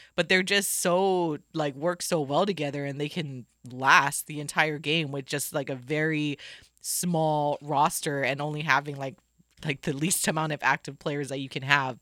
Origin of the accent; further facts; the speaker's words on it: Hawaii, United States; I'm from Hawaii. I do love to surf and I love, or I did love to surf. I used to go all the time